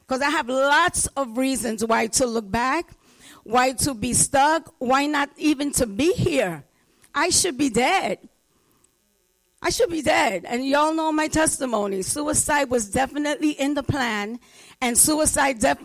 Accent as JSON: {"language": "English", "town": "New York City", "region": "New York", "country": "United States", "tie": "born or raised there", "said": "I grew up in the Bronx. Grew up in the projects"}